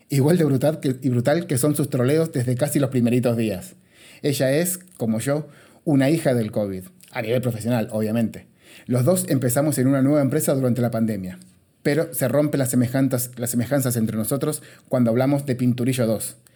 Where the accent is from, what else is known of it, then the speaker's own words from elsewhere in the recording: Argentina; now in Spain; si se preguntan, che, qué raro que habla este pibe, es porque soy argentino. Pero si se preguntan, che, tampoco habla tan raro, es porque llevo 19 años en España